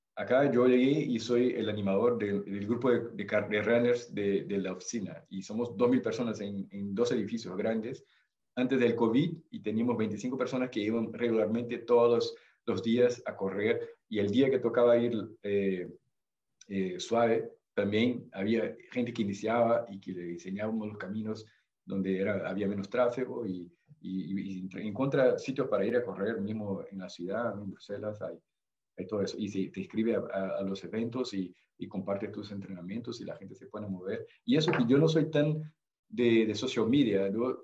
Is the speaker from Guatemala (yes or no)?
no; Belo Horizonte, Minas Gerais, Brazil; Spanish is a second language; also born or lived in Peru; now in Belgium; Mi, zona donde nací, en Belo Horizonte, en Brasil, Minas Gerais, es una zona bastante montañera